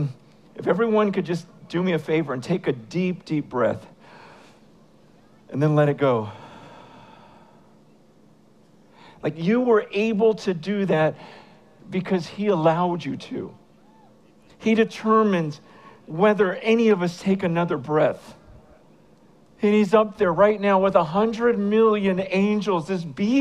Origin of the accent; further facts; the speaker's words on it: San Francisco, California, United States; I am from San Francisco